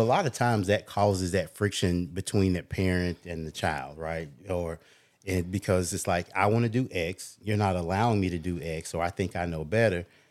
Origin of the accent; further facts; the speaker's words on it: Smyrna, United States; I grew up in Smyrna